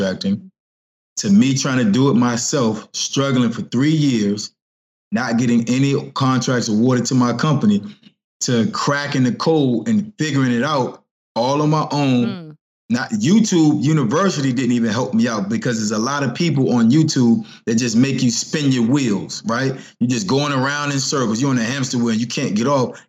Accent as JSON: {"language": "English", "town": "Norfolk", "region": "Virginia", "country": "United States", "moved": "yes", "lives_now": "Baltimore, United States", "said": "I'm from Virginia. Norfolk, 757"}